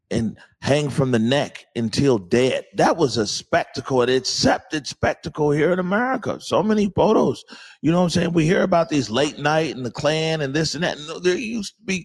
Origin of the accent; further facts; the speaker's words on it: Seattle, Washington, United States; I'm from the Central District of Seattle